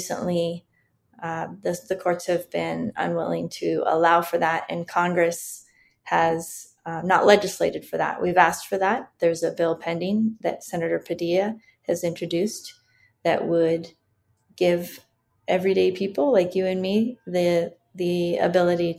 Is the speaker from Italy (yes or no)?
no; Mexico; now in United States; I was born in Mexico